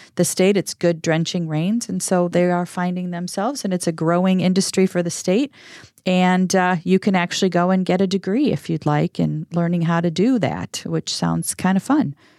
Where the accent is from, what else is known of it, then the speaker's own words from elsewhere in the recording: Minneapolis, Minnesota, United States; now in Arizona, United States; Minneapolis, Saint Paul, where I'm originally from